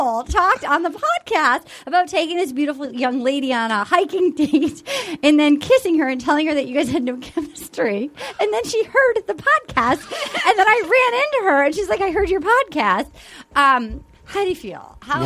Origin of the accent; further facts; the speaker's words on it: Little Compton, Rhode Island, United States; my hometown of Little Compton, Rhode Island.